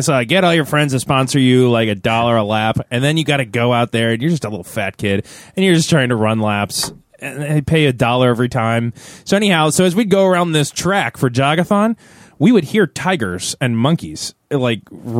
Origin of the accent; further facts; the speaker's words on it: Tampa, Florida, United States; I'm from Tampa. It's a different kind of Floridian.